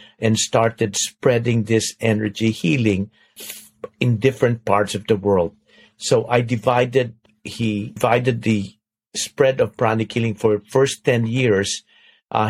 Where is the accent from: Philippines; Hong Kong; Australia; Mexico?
Philippines; now in United States; I'm from the Philippines